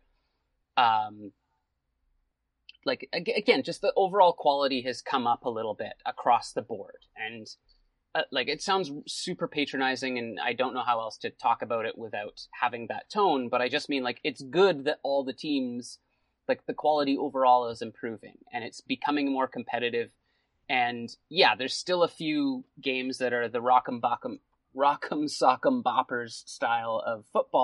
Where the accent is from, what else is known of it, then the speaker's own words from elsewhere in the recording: Canada; as a Canadian